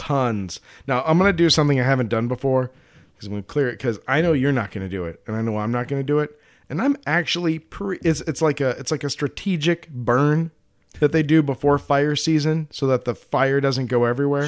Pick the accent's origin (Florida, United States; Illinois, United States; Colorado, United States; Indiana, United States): Colorado, United States; I'm from Colorado.